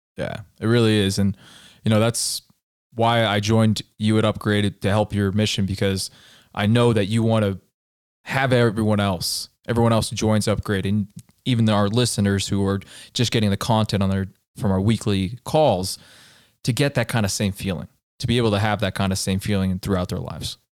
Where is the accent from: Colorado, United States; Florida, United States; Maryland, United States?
Colorado, United States; I tell her I'm from Colorado and I'm visiting here